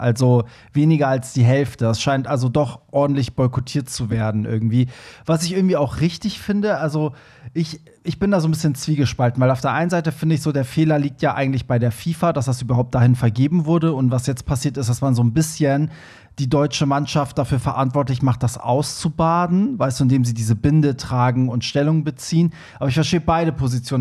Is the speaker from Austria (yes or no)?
no; Iran; ich bin ja Iraner